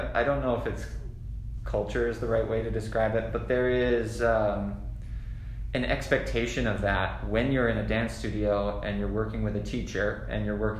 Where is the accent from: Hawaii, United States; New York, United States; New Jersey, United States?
Hawaii, United States; moved away; I grew up in Hawaii